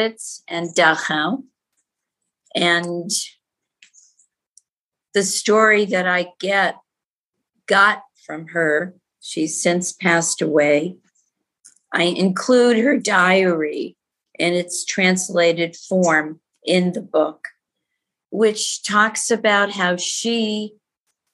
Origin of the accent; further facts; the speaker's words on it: Gardner, Massachusetts, United States; also born or lived in Prague, Czechoslovakia; we came to this country, immigrated, and then we finally settled in Gardner, Massachusetts, a small town up north near not too far from New Hampshire